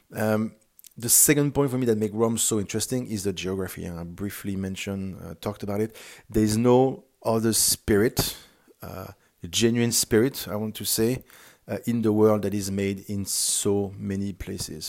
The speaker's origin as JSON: {"language": "English", "country": "France", "also_born_or_lived": "Singapore", "accent": "French", "second_language": "English", "moved": "as an adult", "said": "now I'm back in France, uh, which is home, and you had probably found out based on my accent that France is my home country."}